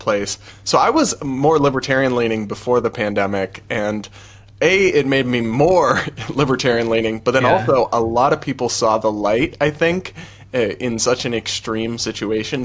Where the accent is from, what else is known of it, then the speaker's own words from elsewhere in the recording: New England, United States; I grew up in New England